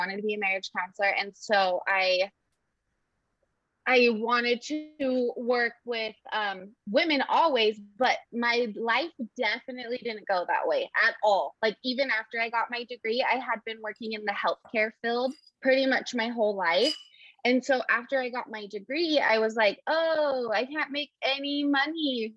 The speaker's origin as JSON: {"language": "English", "town": "Kearns", "region": "Utah", "country": "United States", "moved": "as an adult", "lives_now": "Idaho, United States", "said": "I'm actually from Kearns, Utah."}